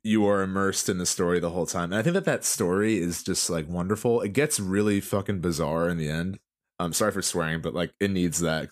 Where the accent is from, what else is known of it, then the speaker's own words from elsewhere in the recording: New Jersey, United States; we're from Jersey